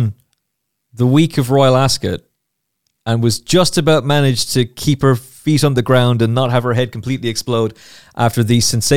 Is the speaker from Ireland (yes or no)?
yes; Ireland; I'm Irish